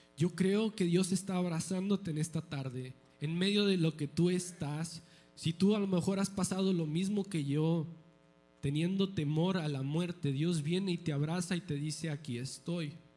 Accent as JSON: {"language": "Spanish", "country": "Mexico", "said": "soy mexicano"}